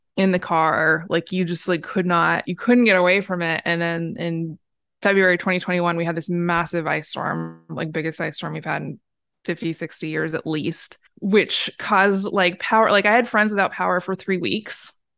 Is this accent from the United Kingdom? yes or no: no; Portland, United States; I was born and raised in Portland